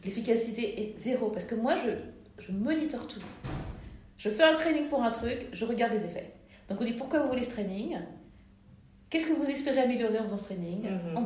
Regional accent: France; je suis née en France, donc je, me considère européenne et je suis black

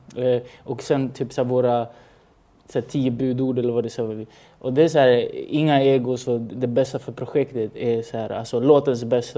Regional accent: Stockholm, Stockholm County, Sweden; also born or lived in Chile; Jag var, jag var från Rinkeby

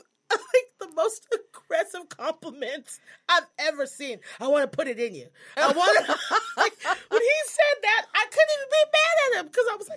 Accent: Texas, United States; accent: Texas; my Texas accent

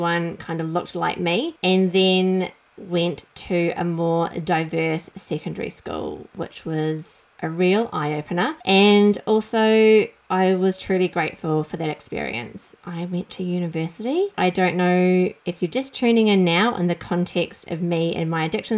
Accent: New Zealand; I grew up in New Zealand, as you might be able to tell from my accent

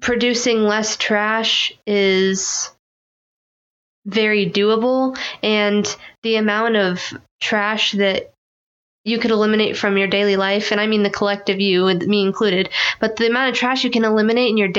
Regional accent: Philippines; I'm Filipino

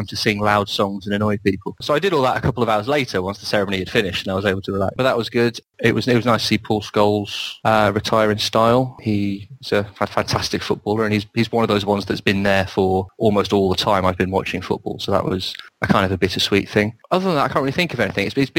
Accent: Welsh, Wales, United Kingdom; I'm also Welsh

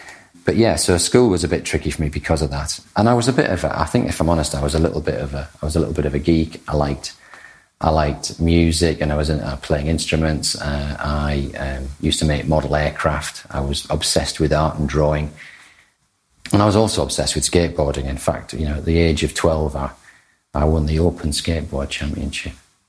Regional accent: Thornaby, North East England, United Kingdom; born there; I was born in Thornaby, which is a small town between Stockton and Middlesbrough.

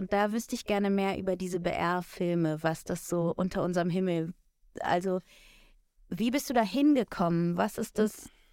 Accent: Munich, Bavaria, Germany; ich bin eigentlich auch geborene Münchnerin

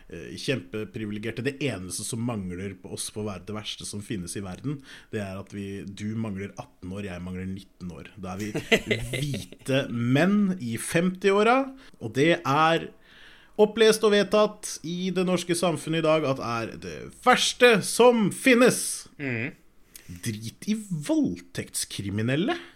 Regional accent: Norway; born there; Vi er født i Norge, liksom.

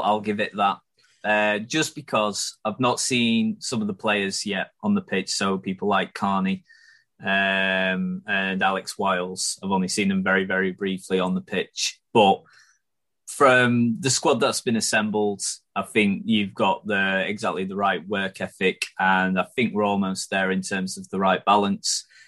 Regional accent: Chesterfield, East Midlands, United Kingdom; I'm from Chesterfield uh, and I support them

